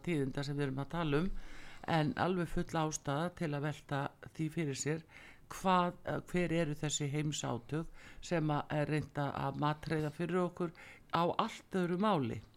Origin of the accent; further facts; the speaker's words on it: Iceland; við Íslendingar búum við